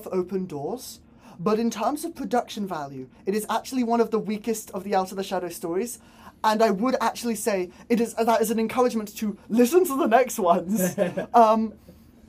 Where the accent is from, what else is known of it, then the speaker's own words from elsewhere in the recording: Bristol, South West England, United Kingdom; I'm from Bristol